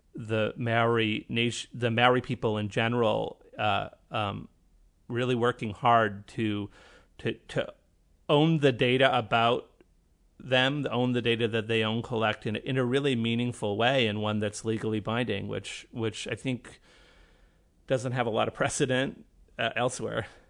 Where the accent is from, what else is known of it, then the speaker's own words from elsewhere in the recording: Canada; I'm Canadian